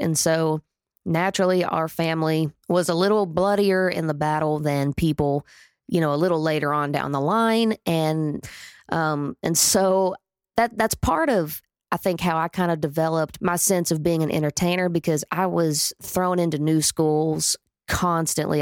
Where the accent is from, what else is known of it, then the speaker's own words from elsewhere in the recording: Atoka, Oklahoma, United States; I was born in Atoka, Oklahoma